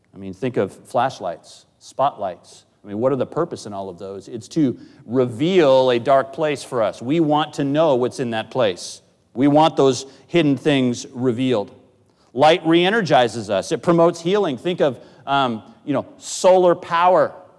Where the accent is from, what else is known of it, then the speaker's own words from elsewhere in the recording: Northwest, United States; moved away; I grew up in the Northwest.